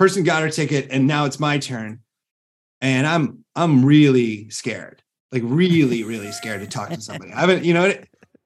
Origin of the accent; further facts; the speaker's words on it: Iowa, United States; moved away as an adult; now in Los Angeles, United States; We're from the Midwest. I'm from Iowa.